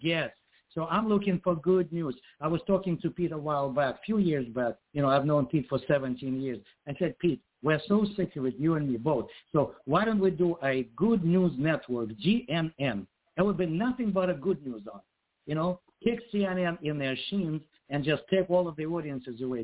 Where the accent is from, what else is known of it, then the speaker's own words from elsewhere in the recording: Ukraine; now in United States; I was born and raised in Ukraine